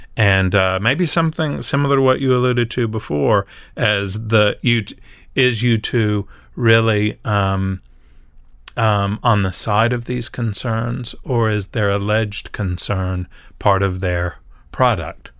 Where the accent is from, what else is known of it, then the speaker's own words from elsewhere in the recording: Nashville, Tennessee, United States; we're in Nashville, and I grew up in Nashville